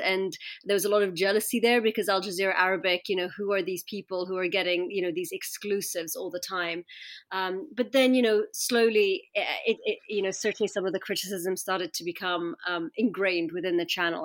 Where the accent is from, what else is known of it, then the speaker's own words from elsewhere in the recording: London, United Kingdom; I was growing up in London as, you know, uh, my Egyptian parents, I looked Egyptian